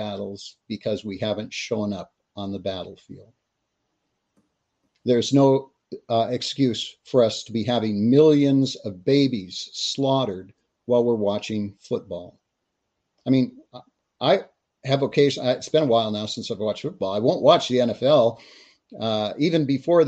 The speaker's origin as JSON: {"language": "English", "region": "Texas", "country": "United States", "also_born_or_lived": "California", "said": "being Texan, we're out here in the West"}